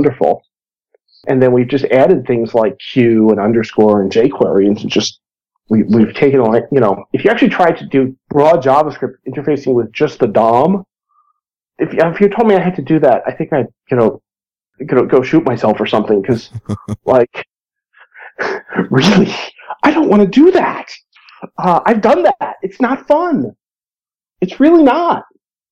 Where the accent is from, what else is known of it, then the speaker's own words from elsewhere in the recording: Boston, Massachusetts, United States; now in Israel; I live in Israel, but I'm originally from Boston